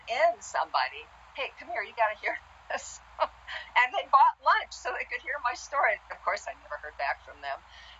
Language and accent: English; Iowa, United States; I grew up in Iowa